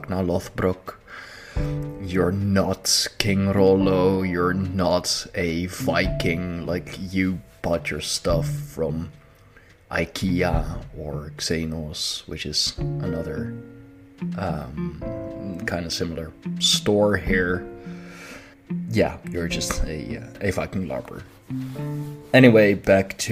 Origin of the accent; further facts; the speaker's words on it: Netherlands; I am from the Netherlands